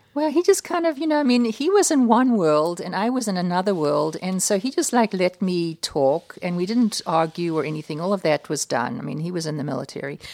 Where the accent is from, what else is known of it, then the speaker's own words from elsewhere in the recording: United States; I'm an American